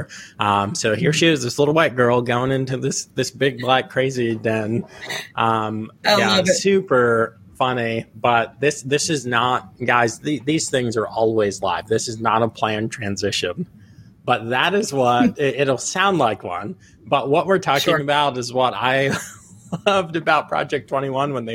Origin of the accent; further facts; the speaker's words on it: Virginia, United States; also born or lived in Long Island, New York; I claim to be a Virginian because I was raised in Virginia.